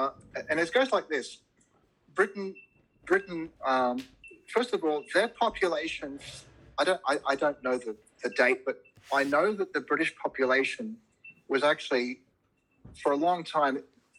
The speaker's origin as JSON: {"language": "English", "country": "Australia", "said": "And I have to say, I am an Australian. This is my country. I don't believe in multiple citizenships."}